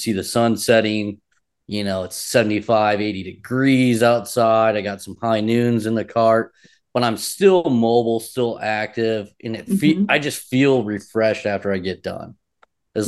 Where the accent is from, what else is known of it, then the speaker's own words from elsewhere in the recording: Michigan City, Indiana, United States; I was in LaPorte County, Michigan City area growing up